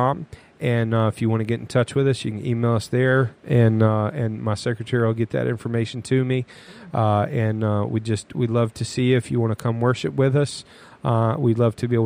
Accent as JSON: {"language": "English", "region": "North Carolina", "country": "United States", "tie": "born or raised there", "said": "I grew up in North Carolina"}